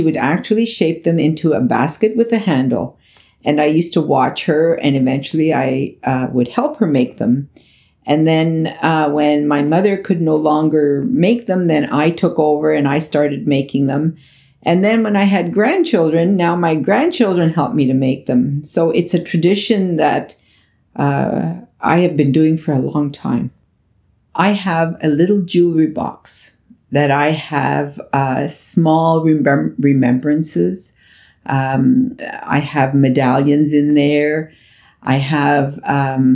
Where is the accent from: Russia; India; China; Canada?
Canada; also born or lived in Italy; I was only 6 years old when I left Italy and I grew up here in Canada.